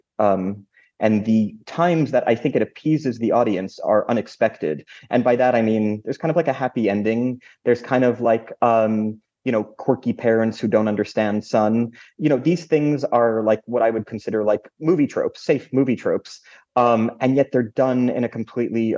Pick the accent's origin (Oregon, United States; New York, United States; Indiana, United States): New York, United States; an American and a New Yorker